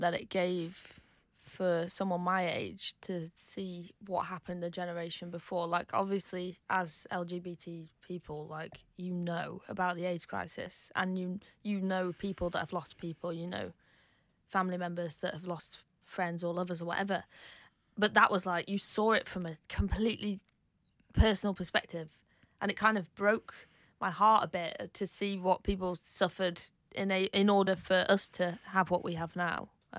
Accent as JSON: {"language": "English", "region": "East Midlands", "country": "United Kingdom", "tie": "born or raised there", "said": "I think, like, it was Canal Street, because I grew up in Derbyshire, so we'd hop on the train and go out in Manchester."}